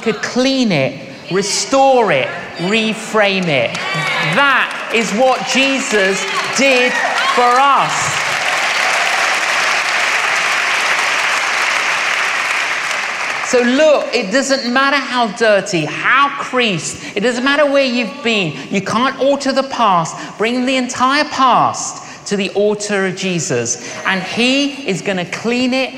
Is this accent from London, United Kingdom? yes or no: yes; London, United Kingdom; when I was growing up in London, I was an agnostic